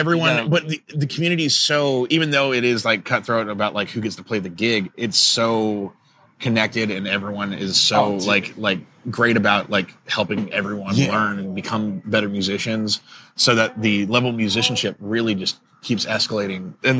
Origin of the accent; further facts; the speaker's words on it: Dallas, Texas, United States; I born and raised in Dallas.